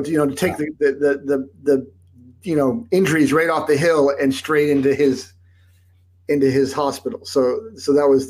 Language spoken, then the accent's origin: English; Salt Lake City, Utah, United States; moved away; also born or lived in New Jersey; I was born in New Jersey. And then when we were seven, my father's a doctor, and, he had visited Salt Lake. He liked the skiing, and some stuff was going on in New York and New Jersey that I'm not going to get into. But so we moved to Utah